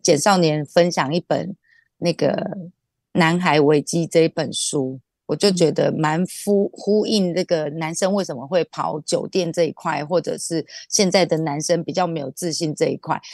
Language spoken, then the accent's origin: Chinese; Taiwan; 我们台湾人去到国外喝酒也不会把自己喝得太挂